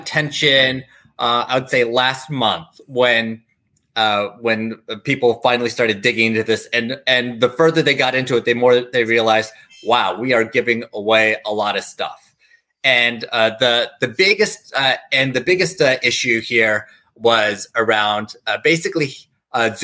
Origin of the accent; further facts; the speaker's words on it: Tennessee, United States; I grew up in Tennessee